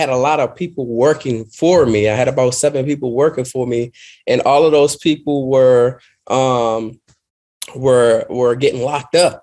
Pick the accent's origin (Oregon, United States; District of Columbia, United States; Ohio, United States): District of Columbia, United States; Washington; I grew up in Washington, D.C., single mother